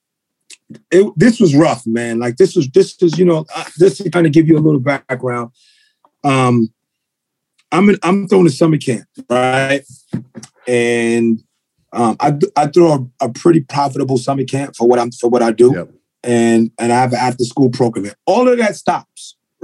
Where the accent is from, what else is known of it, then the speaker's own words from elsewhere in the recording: New York City, New York, United States; also born or lived in Brooklyn / Bronx; I was born in Brooklyn. My mother was born in Brooklyn. She raised me, but then we moved to the Bronx.